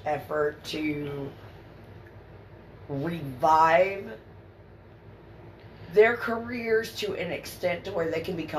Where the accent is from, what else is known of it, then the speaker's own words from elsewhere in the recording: Kentucky, United States; I am from Kentucky, but I am not from that part of Kentucky